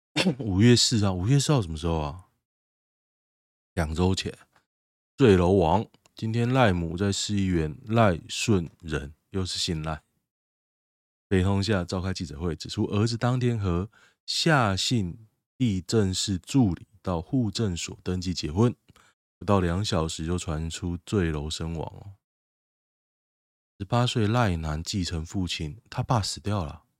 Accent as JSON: {"language": "Chinese", "town": "Xiangshan", "region": "Hsinchu City", "country": "Taiwan", "tie": "born or raised there", "said": "香山，我的故乡。"}